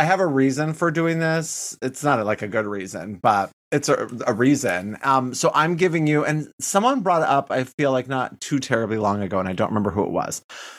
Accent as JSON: {"language": "English", "region": "Michigan", "country": "United States", "accent": "Michigan", "said": "sometimes when people mention I have, like, a sort of Michigan accent, I think that is my old accent."}